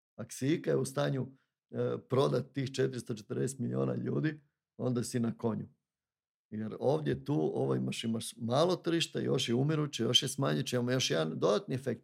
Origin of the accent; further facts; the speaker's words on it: Zagorje, Varaždin County, Croatia; Bednjanci, to su moji, ja sam Zagorac